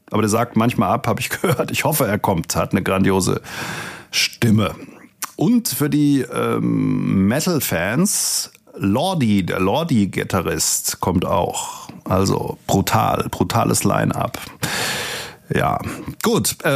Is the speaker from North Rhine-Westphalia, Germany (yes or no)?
no; Langen, Hesse, Germany; Ähm, ich komme ja eigentlich aus Langen. Langen liegt zwischen Frankfurt und Darmstadt.